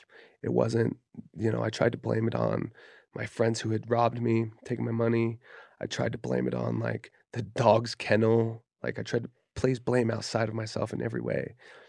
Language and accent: English; Kaysville, Utah, United States; I grew up in Kaysville, Utah. Like I did not grow up around that kind of like heat or violence, you know what I mean?